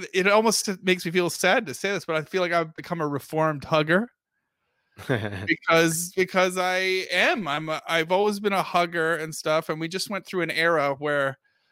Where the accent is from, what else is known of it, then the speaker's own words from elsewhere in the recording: United Kingdom; now in United States; ignore my accent, I'm from Britain.